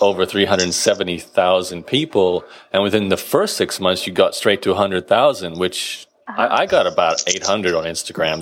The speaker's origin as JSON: {"language": "English", "town": "Brisbane", "region": "Queensland", "country": "Australia", "tie": "born or raised there", "said": "Brisbane, my hometown."}